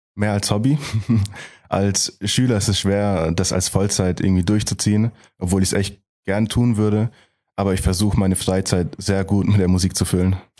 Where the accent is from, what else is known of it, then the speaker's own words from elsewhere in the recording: Gemmingen, Baden-Württemberg, Germany; Ich komme aus Gemmingen, ein Dorf, also im Prinzip aus Heilbronn